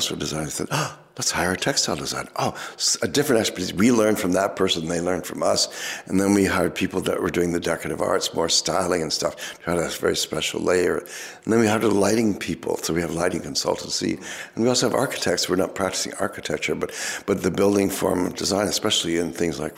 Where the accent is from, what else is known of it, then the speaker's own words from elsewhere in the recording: Toronto, Ontario, Canada; We grew up in Toronto, met at university